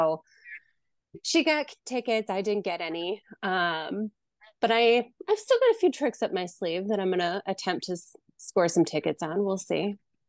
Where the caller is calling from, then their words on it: Wisconsin, United States; I am from Wisconsin.